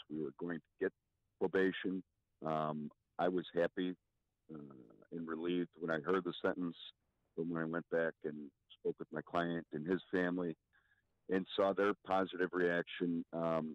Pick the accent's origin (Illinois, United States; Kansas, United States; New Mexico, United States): Illinois, United States; Chicago; I grew up in Rogers Park, and we were pulled over 2 or 3 times a week.